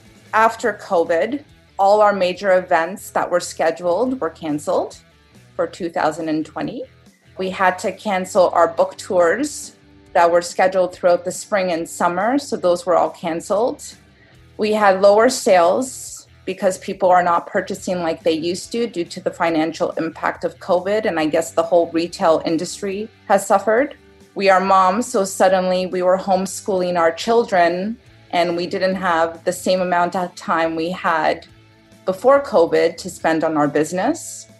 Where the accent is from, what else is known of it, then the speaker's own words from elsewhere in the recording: Toronto, Ontario, Canada; I'm from Toronto, Canada